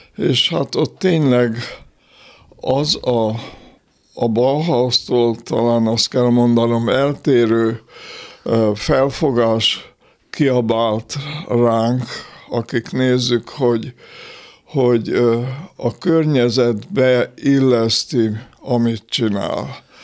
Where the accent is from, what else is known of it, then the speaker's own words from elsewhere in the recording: Békéscsaba, Békés, Hungary; moved away; also born or lived in Austria / Budapest; Békés Csabán születtem, ott éltem hét éves koromig